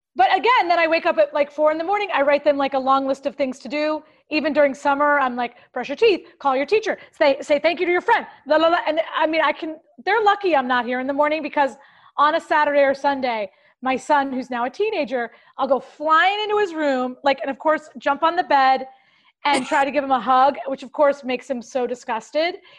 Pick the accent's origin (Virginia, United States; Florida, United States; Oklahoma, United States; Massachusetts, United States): Florida, United States; Clearwater; moved away; Clearwater near Tampa